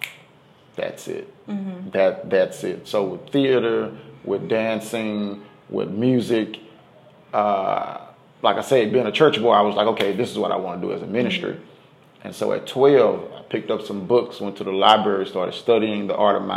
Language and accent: English; Dallas, Texas, United States; I'm from the West Dallas area of Dallas, Texas. Born and raised out in that area